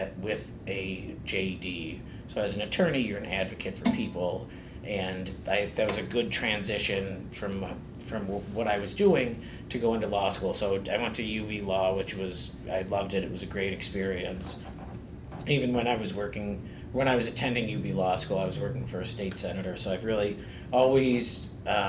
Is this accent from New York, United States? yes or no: yes; Buffalo, New York, United States; growing up in North Buffalo, there's always a sense of pride